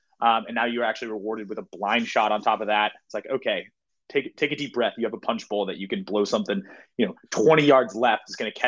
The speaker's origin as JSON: {"language": "English", "area": "Bay Area", "region": "California", "country": "United States", "tie": "born or raised there", "moved": "as an adult", "lives_now": "New York City, United States", "said": "growing up in the Bay Area and in California as a whole"}